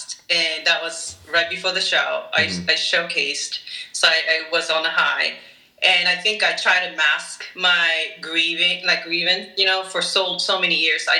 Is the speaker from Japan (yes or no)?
yes; Japan; also born or lived in Orange County, United States; now in Boston, United States; I'm originally from Japan.